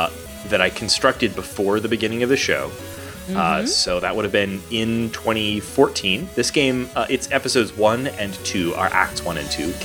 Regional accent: Texas, United States; also born or lived in New York / Denver; folks, I've lived all over. I grew up in Texas. I've moved to New York, the Midwest. I've lived in Denver, and I've lived on the West Coast.

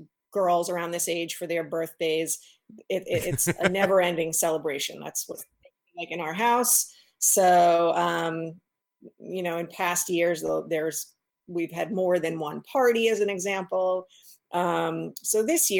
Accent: East Coast, United States; moved away; I grew up on the East Coast, so that's a world where, you know, most everybody goes to camp

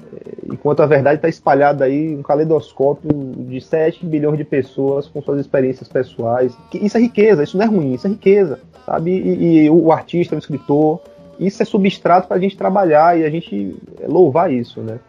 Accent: Brazil; also born or lived in Bahia; Como brasileiros, como latino-americanos

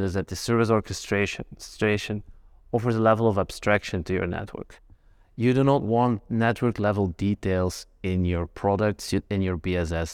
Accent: Belgium; I'm from Belgium

